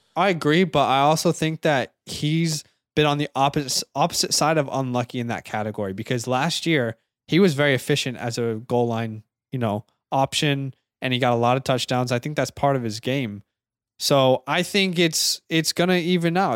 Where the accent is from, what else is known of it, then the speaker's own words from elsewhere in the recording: Kansas City, Missouri, United States; I was in Kansas City. That was my hometown